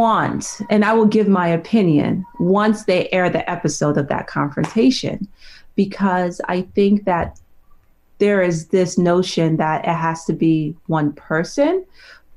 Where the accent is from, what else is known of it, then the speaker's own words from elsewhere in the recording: New York, United States; I grew up in New York